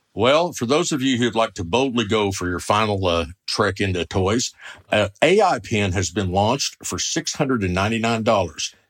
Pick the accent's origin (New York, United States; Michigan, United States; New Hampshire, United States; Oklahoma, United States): Oklahoma, United States; I'm from the Sooner State, Oklahoma